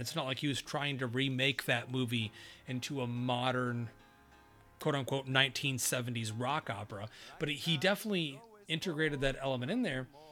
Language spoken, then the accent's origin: English; Binghamton, New York, United States; my hometown, Binghamton